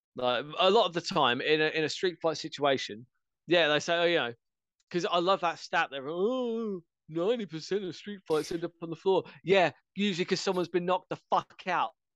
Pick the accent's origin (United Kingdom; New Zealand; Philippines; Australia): United Kingdom; England; I'm English.